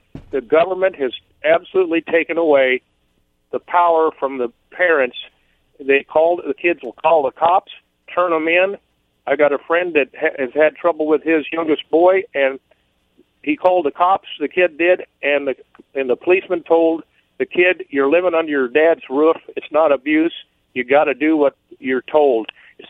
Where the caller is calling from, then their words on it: Umatilla, Oregon, United States; Well, Sparky Umatilla.